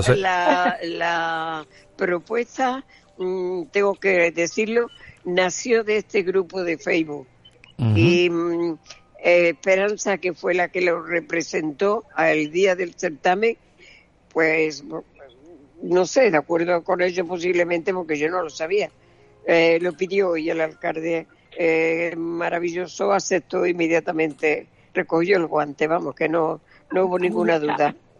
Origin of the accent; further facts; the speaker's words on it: Spain; en mi pueblo, el que sea la gente mía, paisana